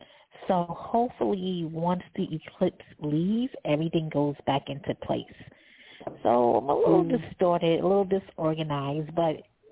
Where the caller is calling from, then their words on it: New York City, New York, United States; I'm calling from New York City.